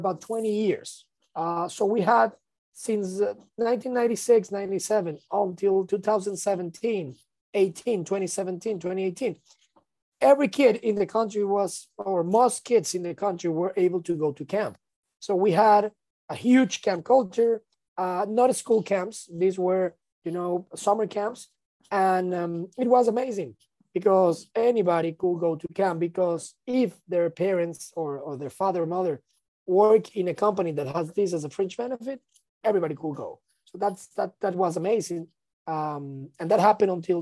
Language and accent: English; Venezuela; I'm from Venezuela